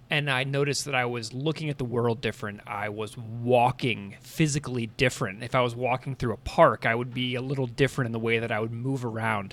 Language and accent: English; St. Louis, Missouri, United States; moved away as an adult; also born or lived in Saskatoon, Saskatchewan; I grew up in Saint Louis, Missouri